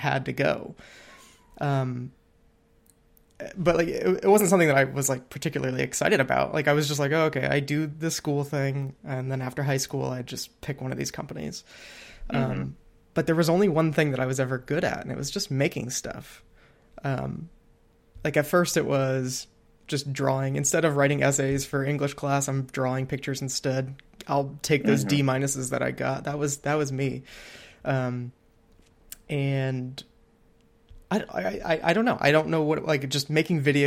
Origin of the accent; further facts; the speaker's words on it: Perry, Ohio, United States; growing up near Cleveland